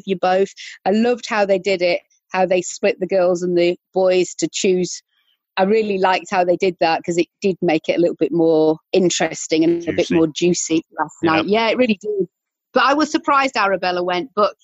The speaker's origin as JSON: {"language": "English", "country": "United Kingdom", "said": "we are British"}